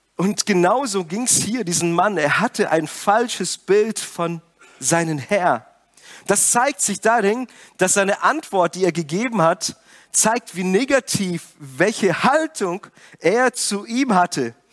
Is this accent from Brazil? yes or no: yes; Brazil; moved away; Ich komme ja aus Brasilien und meine Eltern haben ein Geschäft.